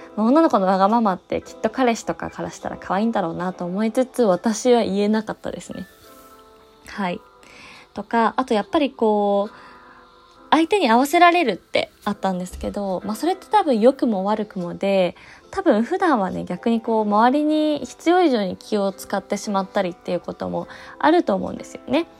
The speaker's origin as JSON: {"language": "Japanese", "country": "Japan", "tie": "born or raised there", "said": "実家がね、えー、総武線 沿線でして"}